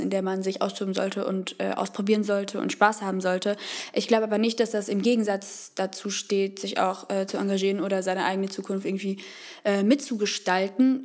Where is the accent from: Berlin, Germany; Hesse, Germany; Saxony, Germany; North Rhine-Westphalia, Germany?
Hesse, Germany; Frankfurt; ich komme hier aus Frankfurt, wo wir uns auch gerade befinden, wohne da eigentlich auch schon immer.